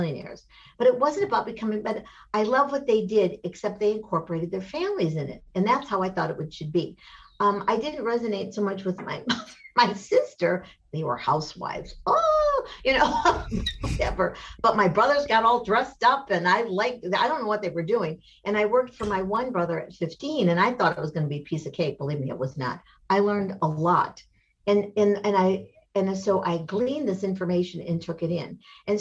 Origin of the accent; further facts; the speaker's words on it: Michigan, United States; I grew up in Michigan